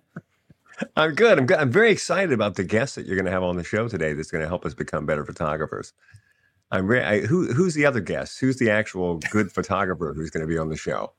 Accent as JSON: {"language": "English", "region": "Louisiana", "country": "United States", "tie": "born or raised there", "said": "I'm a Cajun because I grew up in Louisiana"}